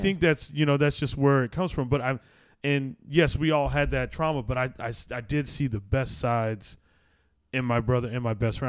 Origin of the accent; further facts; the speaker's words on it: Arizona, United States; I grew up in Arizona